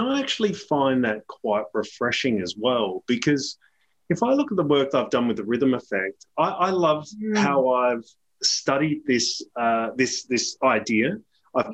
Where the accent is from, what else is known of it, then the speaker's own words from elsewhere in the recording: Adelaide Hills, South Australia, Australia; moved away as an adult; also born or lived in United Kingdom; now in Melbourne, Australia; I grew up in the Adelaide Hills in, in South Australia